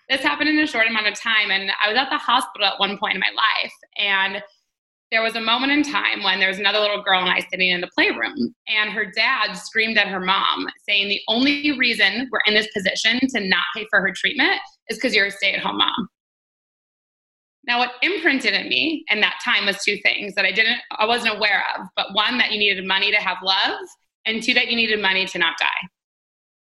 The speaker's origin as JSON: {"language": "English", "town": "Detroit", "region": "Michigan", "country": "United States", "moved": "yes", "said": "I'm from Detroit, Michigan, which is in the States."}